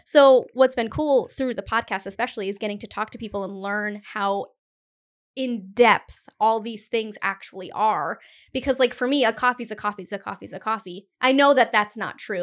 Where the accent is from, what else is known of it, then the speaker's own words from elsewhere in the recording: Cumberland, Rhode Island, United States; I'm from Cumberland